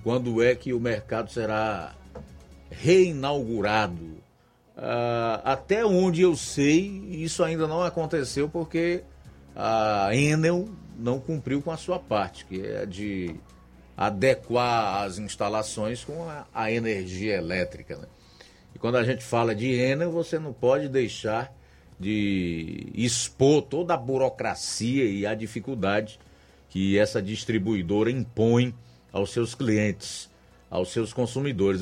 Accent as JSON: {"language": "Portuguese", "region": "Ceará", "country": "Brazil", "said": "eu sou nordestino, cearense, né? Nós vivemos aqui, amamos essa terra"}